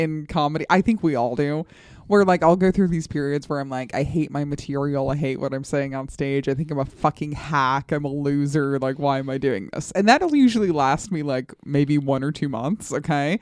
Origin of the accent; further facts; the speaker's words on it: Colorado, United States; moved away; I grew up in Colorado